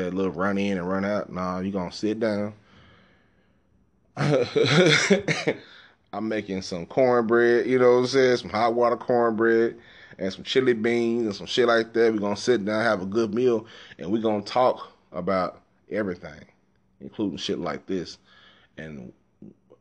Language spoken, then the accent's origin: English; Dallas, Texas, United States; moved away; I grew up in South Dallas